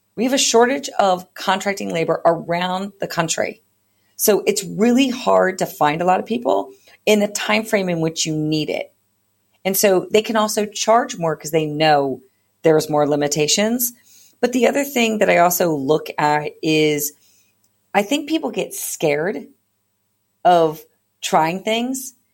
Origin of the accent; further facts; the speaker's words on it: East Coast, United States; now in California, United States; I am a, not originally from California. I am originally from the East Coast